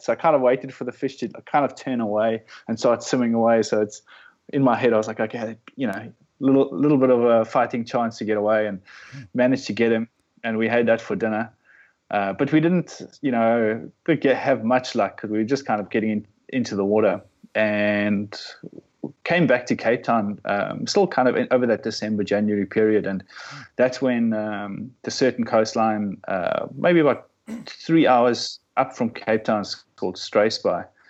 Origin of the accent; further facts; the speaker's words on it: Namibia; also born or lived in South Africa; now in Melbourne, Australia; I grew up in Namibia, which is just just north of uh, South Africa on the west coast